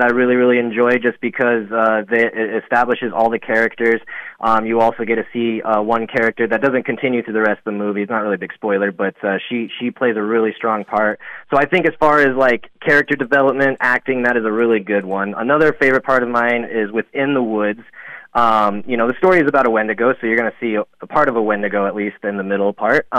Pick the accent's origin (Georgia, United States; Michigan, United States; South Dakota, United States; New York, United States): South Dakota, United States; Black Hills; I grew up in the Black Hills area, the latter half of my teen years